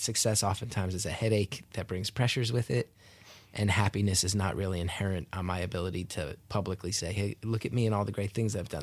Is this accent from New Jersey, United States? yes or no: yes; New Jersey, United States; I grew up in North Jersey